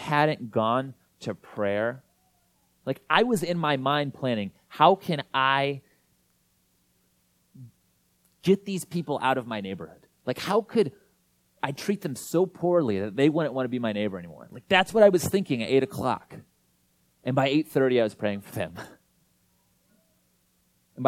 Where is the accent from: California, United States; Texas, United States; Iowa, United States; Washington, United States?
Iowa, United States; now in Minneapolis, United States; I'm from Iowa